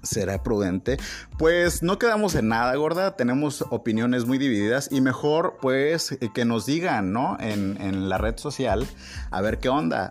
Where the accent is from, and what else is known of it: Mexico; also born or lived in Tabasco